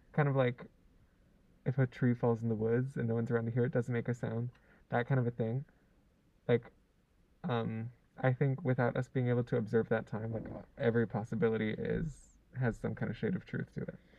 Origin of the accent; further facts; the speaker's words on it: Hawaii, United States; also born or lived in California / Lanai; I lived in Hawaii since I was four